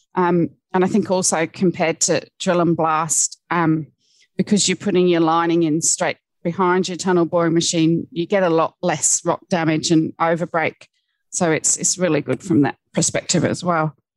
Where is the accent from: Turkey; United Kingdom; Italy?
United Kingdom; Cornwall, South West England; I grew up in Cornwall